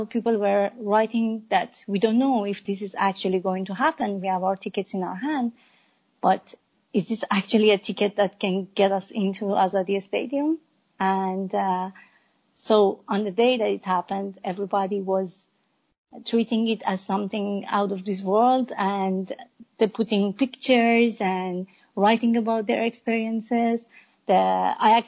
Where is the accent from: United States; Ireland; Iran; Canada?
Iran; I'm an Iranian woman. I was born and raised in Iran